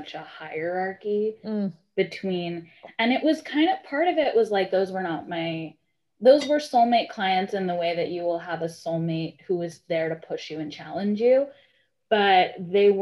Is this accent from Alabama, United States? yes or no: no; New York, United States; moved away as an adult; also born or lived in Massachusetts; I was born in New York, and I lived in New York up until college